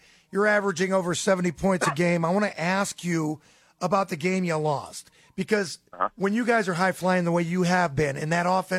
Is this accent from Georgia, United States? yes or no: no; Stark County, Ohio, United States; when I was a kid growing up in Stark County